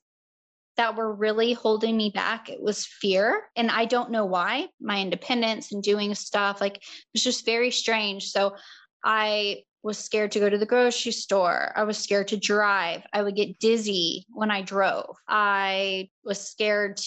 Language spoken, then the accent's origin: English; Charleston, South Carolina, United States; I'm from Charleston, South Carolina